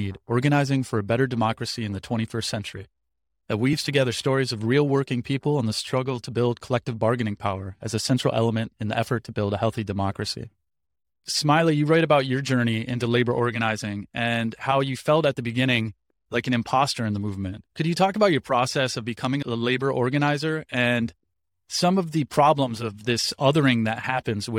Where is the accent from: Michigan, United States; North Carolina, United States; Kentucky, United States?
Michigan, United States; moved away; also born or lived in Cleveland, Ohio / Chicago, Illinois; I'm from Cleveland, lived in Chicago, grew up in Michigan